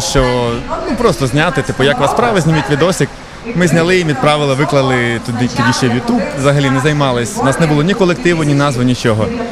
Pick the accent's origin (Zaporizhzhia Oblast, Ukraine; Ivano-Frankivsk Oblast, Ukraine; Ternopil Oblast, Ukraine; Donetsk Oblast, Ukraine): Zaporizhzhia Oblast, Ukraine; Huliaipole; Я сам з Гуляйпольського краю Запорізької області.